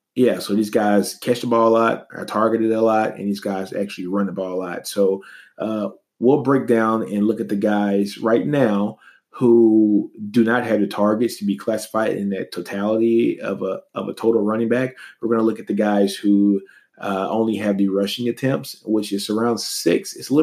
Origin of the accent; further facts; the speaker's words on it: Louisiana, United States; moved away as an adult; also born or lived in Texas; That's why I'm drinking Shiner, because I'm from Texas. Long story, I'm from Louisiana, but I went to school at the University of Texas.